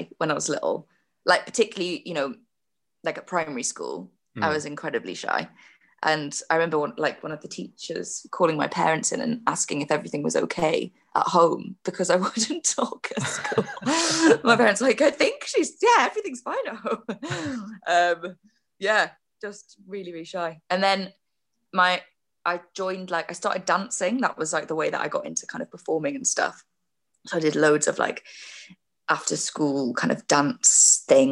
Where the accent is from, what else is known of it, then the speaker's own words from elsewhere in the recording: Tynemouth, North East England, United Kingdom; accent: Geordie; moved away; I grew up in just outside of Newcastle, a place called Tynemouth